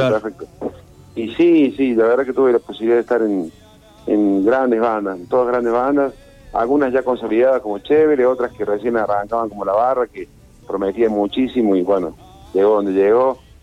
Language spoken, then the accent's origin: Spanish; Rosario, Santa Fe, Argentina; moved away; cuando vivía en Rosario